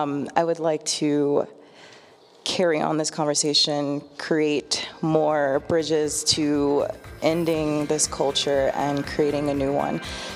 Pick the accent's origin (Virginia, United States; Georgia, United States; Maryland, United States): Maryland, United States; moved away as an adult; now in Colorado, United States; I'm from Maryland. I moved to this great city a couple months ago in December. I want to proudly say I've never felt blacker. I grew up in a predominantly white area